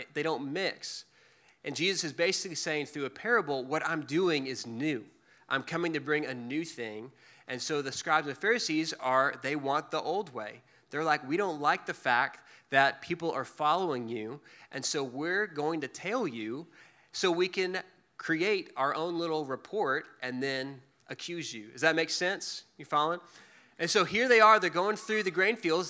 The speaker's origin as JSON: {"language": "English", "town": "Dallas", "region": "Texas", "country": "United States", "tie": "born or raised there", "also_born_or_lived": "Waco, Texas", "said": "I grew up in Dallas, but I went to school in Waco at Baylor and lived there for four years after"}